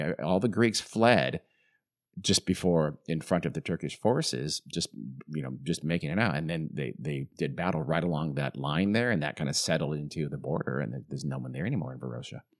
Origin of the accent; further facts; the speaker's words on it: Southern California, United States; I grew up in Southern California